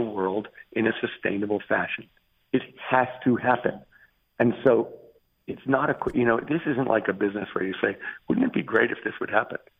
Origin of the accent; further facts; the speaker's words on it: California, United States; my home state of California